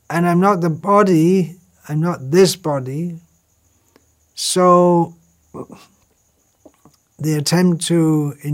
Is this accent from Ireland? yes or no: yes; Ireland; moved away as an adult; now in England; So I came from Ireland to England and found out the phone number.